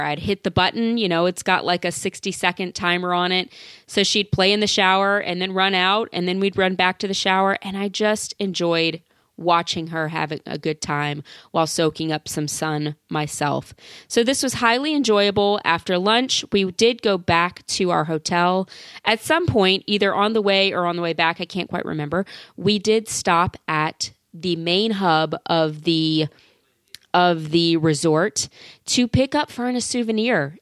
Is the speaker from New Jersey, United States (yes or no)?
no; Louisiana, United States; now in New York, United States; We're originally from Louisiana, so I grew up with these creatures